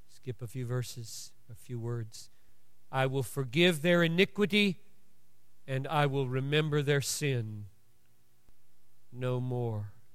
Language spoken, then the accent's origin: English; United States; I'm an American, or I'm a Baptist, or I'm a male